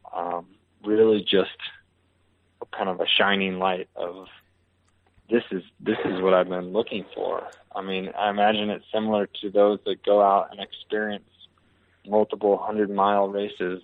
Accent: Lawrence, Kansas, United States; moved away as an adult; now in Salt Lake City, United States; I learned the the appreciation for hard work early back mm. in the eastern Kansas area, Lawrence, Kansas

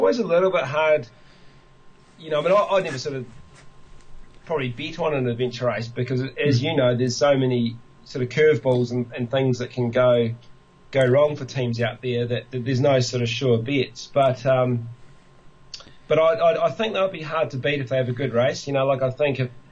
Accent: Tasman, New Zealand; Tasman because that's my hometown

